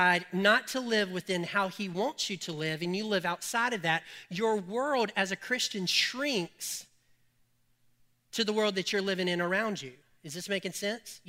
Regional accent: Colfax, United States; I'm from Colfax, and this is how we talk

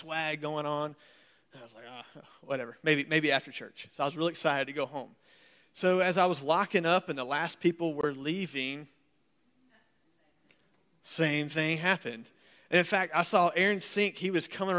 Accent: United States; accent: southern / Yankee mix; I'm from America

